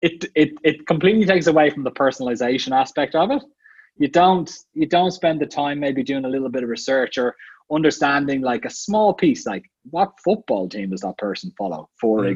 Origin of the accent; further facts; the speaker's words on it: Ireland; moved away as an adult; also born or lived in Dublin / Vienna, Austria; I grew up in Ireland